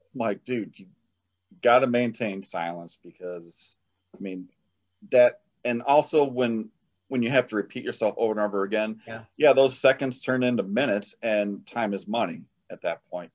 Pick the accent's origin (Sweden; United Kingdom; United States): United States; Illinois; also born or lived in South Carolina; I'm from Illinois.